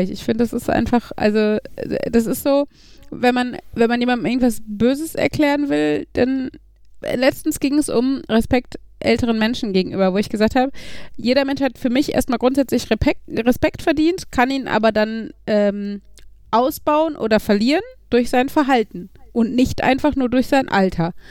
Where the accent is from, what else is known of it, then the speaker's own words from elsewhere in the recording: North Rhine-Westphalia, Germany; mein Wohnort also da, wo ich aufgewachsen bin, näher am Parkstadion gewesen als die Gelsenkirchener Innenstadt. Weil okay. die Arena ist ja eher Gelsenkirchen-Bur und Bur ist halt direkt neben Gladbeck.